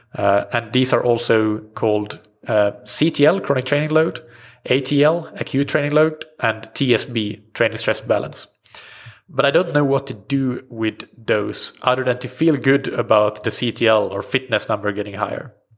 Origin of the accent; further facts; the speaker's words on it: Sweden; first language Swedish; English is a second language; my native language swedish